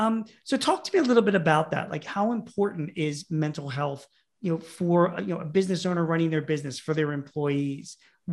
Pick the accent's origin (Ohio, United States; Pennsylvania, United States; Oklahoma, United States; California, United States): Pennsylvania, United States; Philadelphia; I'm from Philadelphia